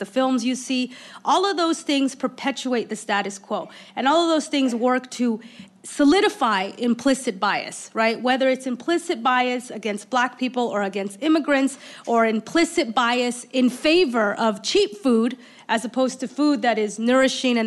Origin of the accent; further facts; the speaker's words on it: Oakland, California, United States; I grew up in Oakland